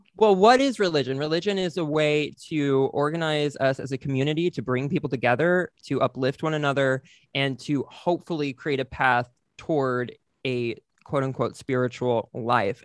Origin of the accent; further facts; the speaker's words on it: White Settlement, Texas, United States; moved away; also born or lived in Oklahoma City; I'm from Texas, from a small town in Texas